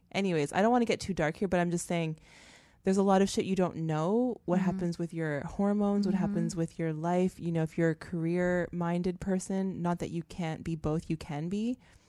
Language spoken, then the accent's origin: English; Canada; moved away as an adult; now in United States; I'm Canadian, right? I came here